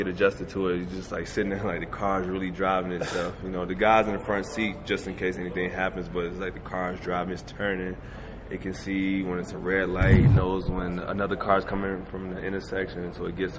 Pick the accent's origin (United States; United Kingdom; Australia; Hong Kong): United States; Michigan; now in Denver, United States; I grew up fishing in Michigan